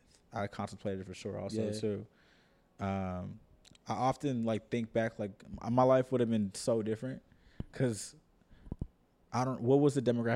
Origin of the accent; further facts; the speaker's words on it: Oakland, California, United States; also born or lived in Piedmont; I grew up in the Bay Area, which is like one of the, like, known for being one of the most culturally diverse areas.